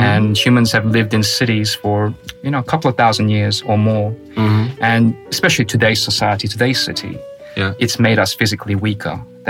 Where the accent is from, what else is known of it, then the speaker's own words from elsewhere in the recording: Australia; accent: Australian; moved away as an adult; also born or lived in South Korea; now in Novosibirsk, Russia; All my childhood memory is in Australia. Right. All my friends are in Australia.